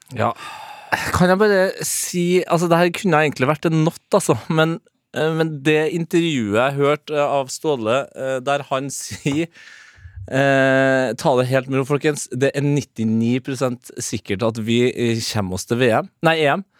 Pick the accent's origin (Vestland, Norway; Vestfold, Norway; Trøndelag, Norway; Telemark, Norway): Trøndelag, Norway; som trønder